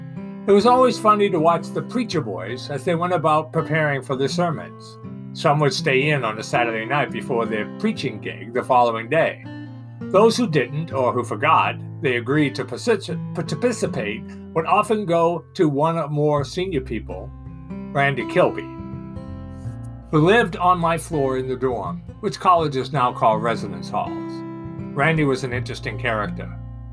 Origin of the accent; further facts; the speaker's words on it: Boston, Massachusetts, United States; accent: Boston; I was from Boston, and my accent sounded a bit strange on southern ears.